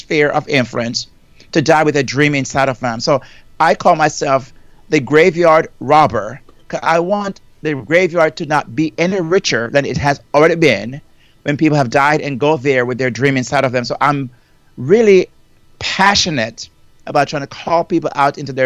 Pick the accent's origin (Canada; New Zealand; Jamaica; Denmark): Jamaica; moved away as an adult; now in United States; I'm from Jamaica originally. You know, I migrated to the United States over almost 38 years now